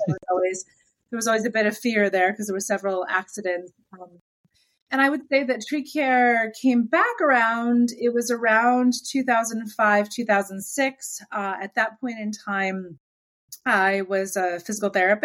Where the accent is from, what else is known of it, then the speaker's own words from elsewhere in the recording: Warrensburg, New York, United States; It's called Warrensburg, is where I grew up